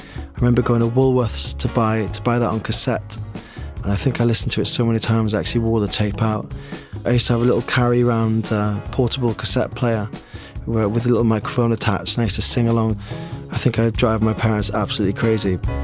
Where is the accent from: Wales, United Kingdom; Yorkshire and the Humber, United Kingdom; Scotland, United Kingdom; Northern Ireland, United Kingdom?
Wales, United Kingdom; Neath; moved away as an adult; now in London, United Kingdom; I grew up in Neath in Wales